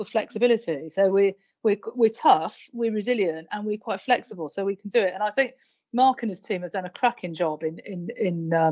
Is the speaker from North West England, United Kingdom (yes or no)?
no; Wales, United Kingdom; I'm Welsh